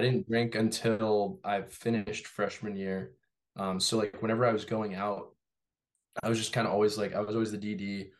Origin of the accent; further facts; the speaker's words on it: Torrance, California, United States; moved away as an adult; now in Massachusetts, United States; I grew up in Torrance, California.